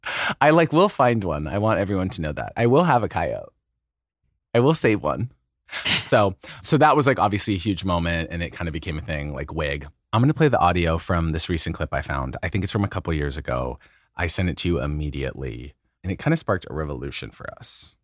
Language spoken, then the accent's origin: English; Idaho, United States; They raised me as a little closeted boy in Idaho